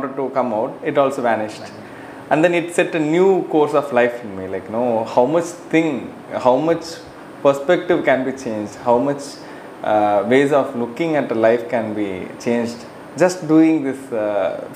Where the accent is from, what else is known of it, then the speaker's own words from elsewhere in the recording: Cuddalore, Tamil Nadu, India; I am from Cuddalore, actually, Anna. Like, Cuddalore is near to Pondicherry.